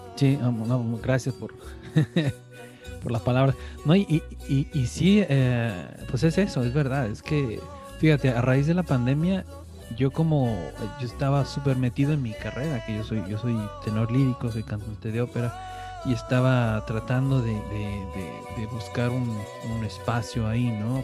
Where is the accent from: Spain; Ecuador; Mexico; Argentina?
Mexico; moved away as an adult; now in Norway